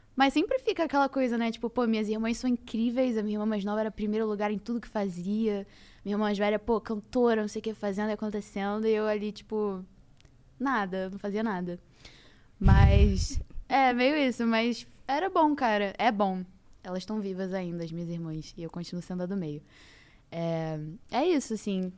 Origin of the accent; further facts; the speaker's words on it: Rio de Janeiro, Brazil; also born or lived in Niterói / Barra da Tijuca; eu nasci em Niterói, literalmente nasci em Niterói, depois peguei o carro e fui pra Ilha do Governador e morei lá por muitos anos, fui, passei minha infância